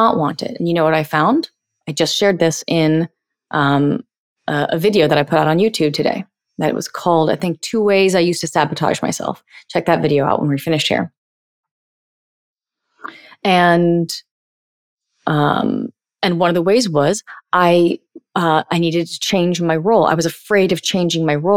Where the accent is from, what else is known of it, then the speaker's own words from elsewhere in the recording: United States; I'm 38 and I'm an empowered woman and I'm from America